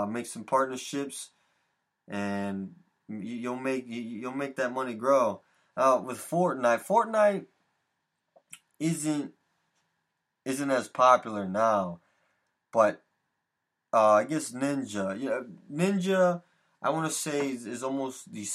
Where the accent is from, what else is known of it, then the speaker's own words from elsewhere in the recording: Connecticut, United States; here in Connecticut, my home state of Connecticut